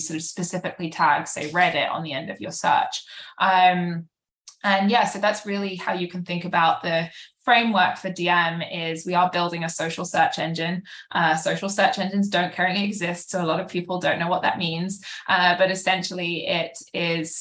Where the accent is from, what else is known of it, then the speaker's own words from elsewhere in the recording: United Kingdom; moved away as an adult; now in New York, United States; I'm British. I've lived in New York for about 7 years now.